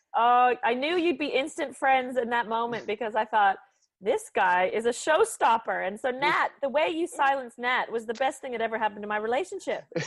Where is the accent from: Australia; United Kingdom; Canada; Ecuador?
Canada; as a Canadian